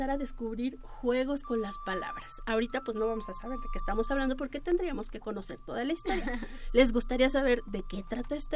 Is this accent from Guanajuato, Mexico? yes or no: no; Mexico City, Mexico; somos los chilangos.